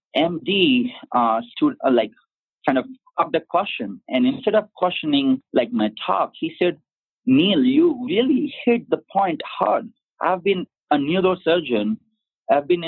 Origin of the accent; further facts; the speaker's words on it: India; I'm from India